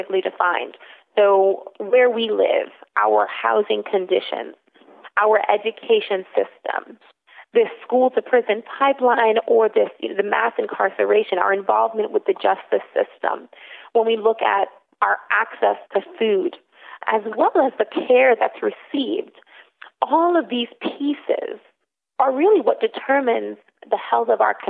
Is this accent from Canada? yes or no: no; New York City, New York, United States; I am born and raised in the South Bronx